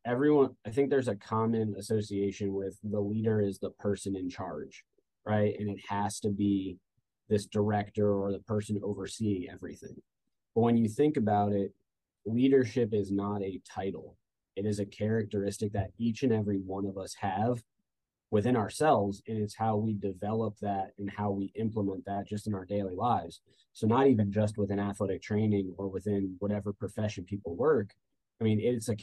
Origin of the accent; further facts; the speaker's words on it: New Jersey, United States; moved away as an adult; also born or lived in Orlando, Florida / Georgia; now in Statesboro, United States; I'm originally from New Jersey.